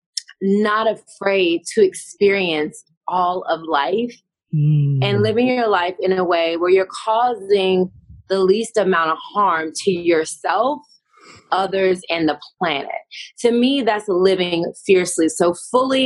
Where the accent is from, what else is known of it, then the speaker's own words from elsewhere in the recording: Tennessee, United States; moved away as an adult; now in California, United States; I'm from the South. I'm from Tennessee, first of all. I'm a Southern girl. I'm living in Cali now